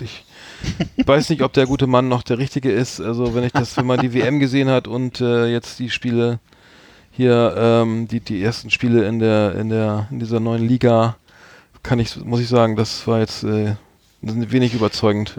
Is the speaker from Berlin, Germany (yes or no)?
no; Bremen, Germany; ich als Bremer bin natürlich Werder Bremen-Fan